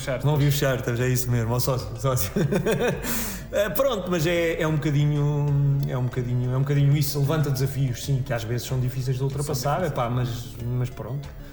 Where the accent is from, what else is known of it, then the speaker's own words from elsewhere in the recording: Cantanhede, Centro, Portugal; also born or lived in Coimbra; É Cantanhede, onde eu cresci e onde vivo novamente